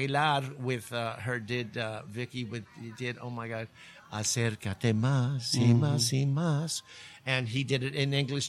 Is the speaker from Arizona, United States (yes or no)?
yes; Tucson, Arizona, United States; Both my parents were born and raised in Tucson. I was born in Tucson, you know.